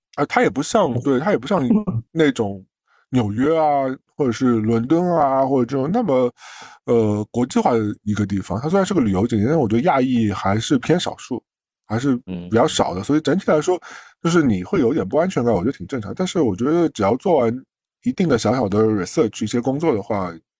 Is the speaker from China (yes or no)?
yes; China; 我们大陆人